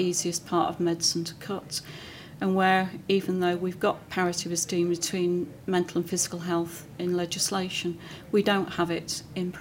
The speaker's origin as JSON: {"language": "English", "town": "Manchester", "region": "North West England", "country": "United Kingdom", "said": "Being a Mancunian"}